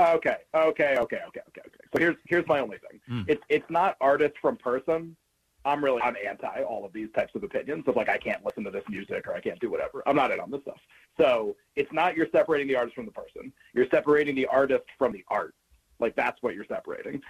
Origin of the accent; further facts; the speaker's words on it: Massachusetts, United States; I grew up in New England, grew up in Massachusetts